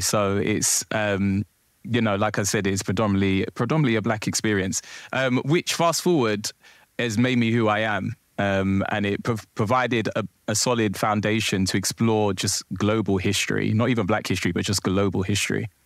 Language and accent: English; London, United Kingdom; I'm born and raised in London, Southeast London, Peckham to be precise